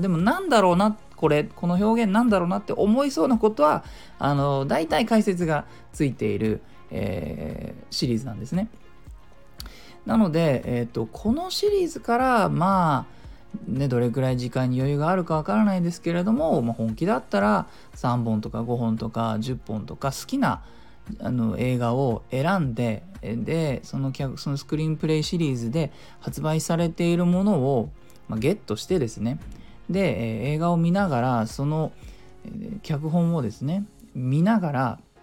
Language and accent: Japanese; Japan; 母国語じゃない我々日本人